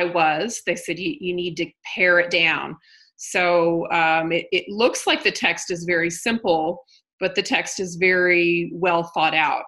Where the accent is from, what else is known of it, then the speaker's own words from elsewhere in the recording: Southern Indiana, United States; now in Denver, United States; I'm from Indiana. Yep. Southern Indiana.